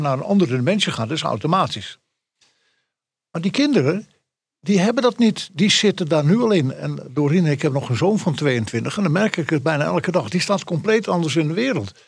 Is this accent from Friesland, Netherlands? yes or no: yes; Friesland, Netherlands; echte Fries